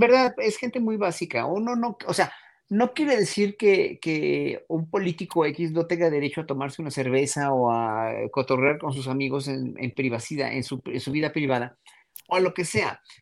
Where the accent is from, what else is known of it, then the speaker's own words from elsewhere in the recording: Mexico; nosotros, pueblo mexicano